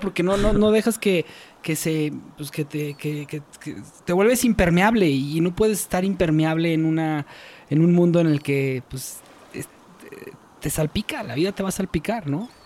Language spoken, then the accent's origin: Spanish; Mexico; somos mexicanos